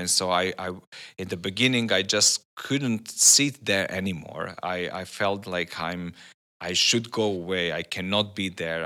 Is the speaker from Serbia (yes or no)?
yes; Serbia; I'm from Serbia.